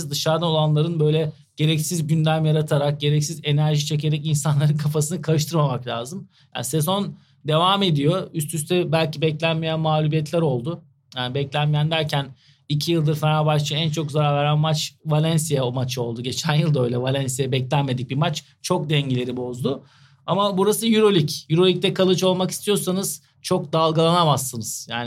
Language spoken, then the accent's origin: Turkish; Turkey; Şimdi farklı bir mağlubiyet olduğunda biz biraz Türküz, duygusalız.